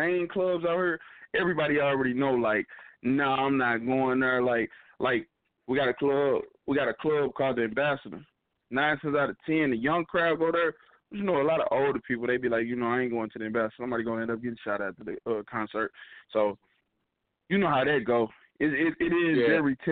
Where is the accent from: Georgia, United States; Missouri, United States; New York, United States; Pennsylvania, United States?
Missouri, United States; St. Louis; I'm from St. Louis.